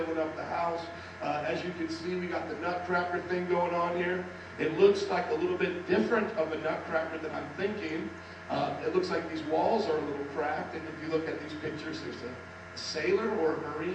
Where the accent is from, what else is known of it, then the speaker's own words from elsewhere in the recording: Indiana, United States; also born or lived in New Orleans; now in Chicago, United States; I was from Illinois. I mean, Indiana.